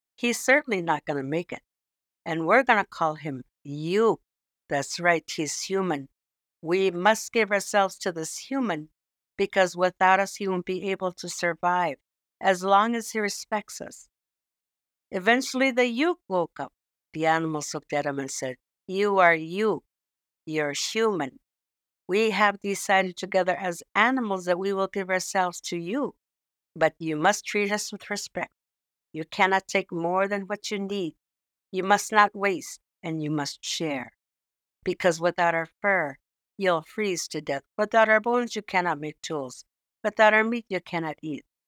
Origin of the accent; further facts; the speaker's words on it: Savoonga, Alaska, United States; I'm originally from Saint Lawrence Island, which is located in northwest Alaska between mainland Alaska and Russia, but it's closer to Russia. And I'm originally from a small village called Savunga